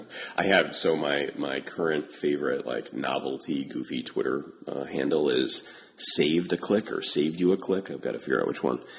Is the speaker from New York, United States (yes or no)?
yes; Albany, New York, United States; moved away; also born or lived in Pittsburgh; I grew up in Albany, so you know we've got a, us upstate New Yorkers have to stay together.